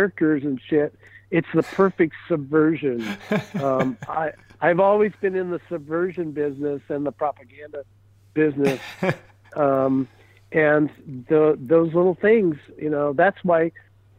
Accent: Kansas City, United States; now in Burbank, United States; I was born in Kansas City.

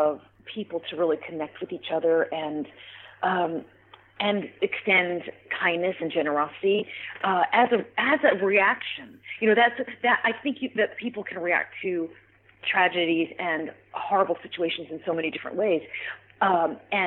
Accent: New York City, New York, United States; being a New Yorker

